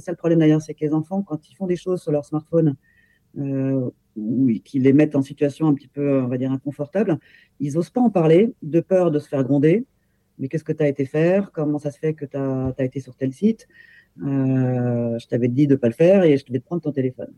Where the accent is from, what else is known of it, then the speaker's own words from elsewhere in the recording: Paris region, Île-de-France, France; J'habite en région parisienne, euh, où je suis née d'ailleurs, mais née en tant qu'Allemande